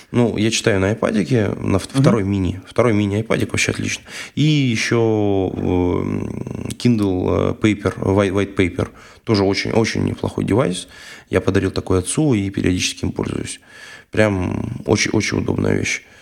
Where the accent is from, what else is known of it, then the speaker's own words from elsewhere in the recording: Ryazan Oblast, Russia; accent: Ryazan; английский прононс, не рязанский мой акцент